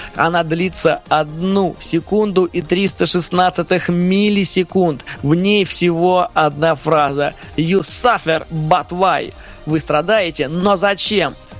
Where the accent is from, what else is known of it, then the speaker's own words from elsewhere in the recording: Russia; Я из России